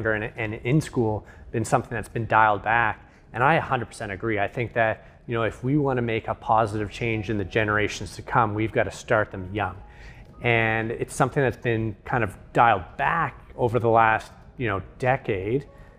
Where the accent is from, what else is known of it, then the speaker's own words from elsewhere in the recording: Nova Scotia, Canada; moved away; I moved away from Nova Scotia for a number of years